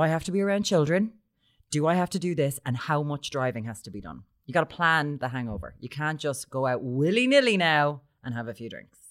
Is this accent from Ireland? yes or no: yes; Limerick, Munster, Ireland; I'm from Limerick.